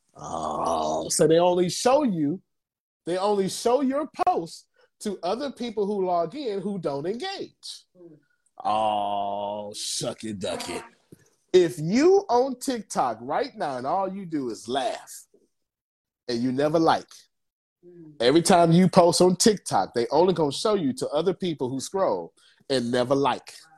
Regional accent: Texas, United States; I'm from Texas

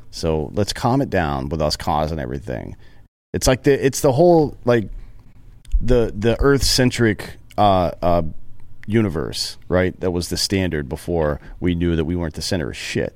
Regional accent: the South, United States; I'm from the South

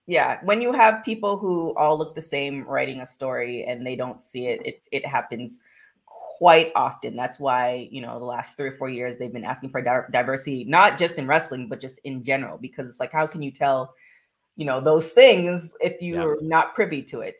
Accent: Canada; I'm from Canada

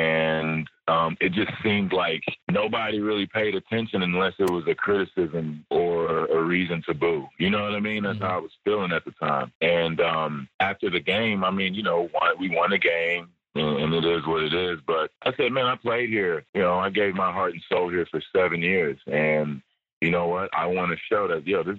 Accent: United States; moved away as an adult; I'm an American living in another country

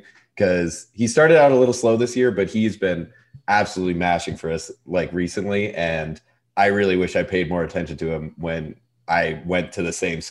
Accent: Montana, United States; I'm from Montana

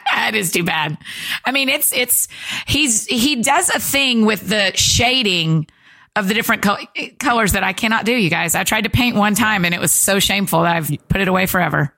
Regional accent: Georgia, United States; my whole life, I grew up in Georgia

